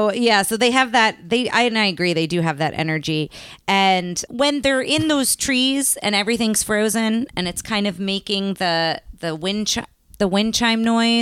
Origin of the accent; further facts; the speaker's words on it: East Coast, United States; now in Texas, United States; I grew up having winters on the East Coast and then for so long have not had them here.